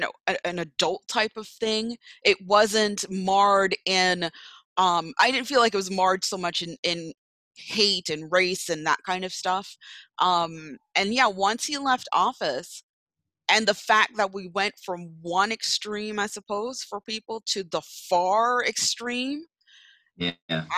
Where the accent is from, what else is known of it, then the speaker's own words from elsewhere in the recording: Jamaica; now in United States; growing up in Jamaica